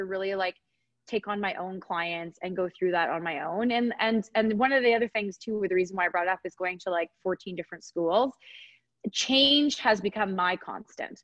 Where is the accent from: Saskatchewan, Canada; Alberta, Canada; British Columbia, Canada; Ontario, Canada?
Alberta, Canada; Edmonton; now in Calgary, Canada; I was raised in Edmonton